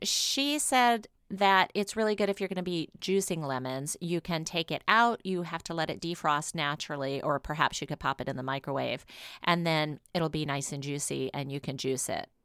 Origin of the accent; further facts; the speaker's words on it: New Orleans, Louisiana, United States; my hometown, New Orleans